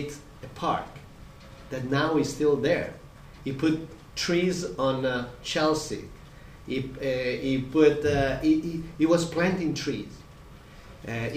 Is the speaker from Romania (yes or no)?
no; Modena, Emilia-Romagna, Italy; I grew up in Modena in a food valley, you know, in the middle of Emilia-Romagna.